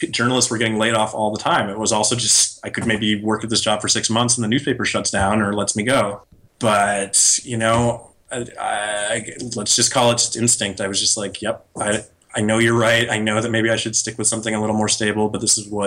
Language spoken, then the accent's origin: English; New York, United States; now in San Francisco, United States; Whereas I came from New York, where that's the only way you could make it.